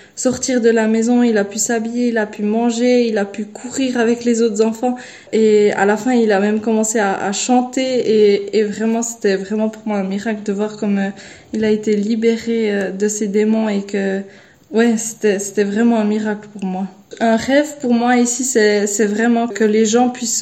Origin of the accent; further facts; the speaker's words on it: Switzerland; moved away as an adult; now in Guinea; je viens de la Suisse